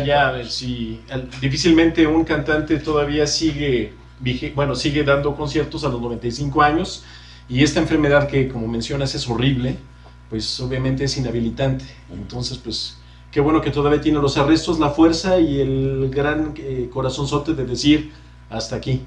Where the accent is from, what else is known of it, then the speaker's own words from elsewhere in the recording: Mexico; nos han hecho como mexicanos